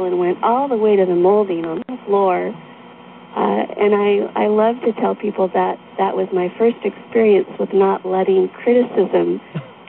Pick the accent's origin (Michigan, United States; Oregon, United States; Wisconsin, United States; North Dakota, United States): Oregon, United States; moved away as an adult; also born or lived in island in Puget Sound, Washington; now in Washington, United States; I'm a native Oregonian